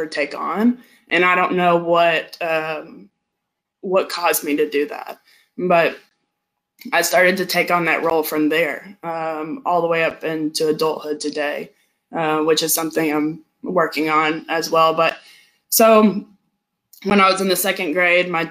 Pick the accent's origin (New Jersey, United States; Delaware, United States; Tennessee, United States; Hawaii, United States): Tennessee, United States; also born or lived in Georgia, United States; I was born in Georgia. And I moved here to Tennessee when I was 8 years old.